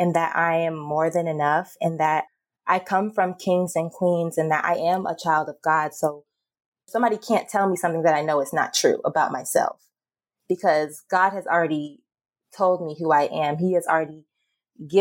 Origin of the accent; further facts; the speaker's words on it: Atlanta, Georgia, United States; I grew up in the South in Georgia, Atlanta, Georgia.